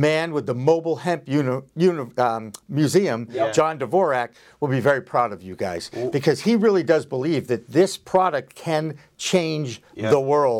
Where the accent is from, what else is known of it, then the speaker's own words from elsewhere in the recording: Massachusetts, United States; here we are in 2020 in Massachusetts, my home state, where it's legal.